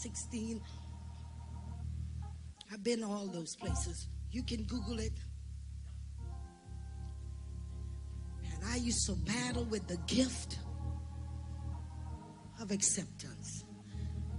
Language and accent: English; Trinidad & Tobago; I'm from Trinidad